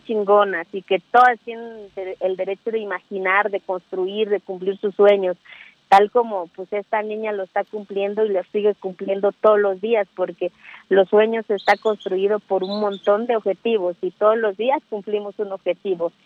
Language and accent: Spanish; Mexico; soy mexicana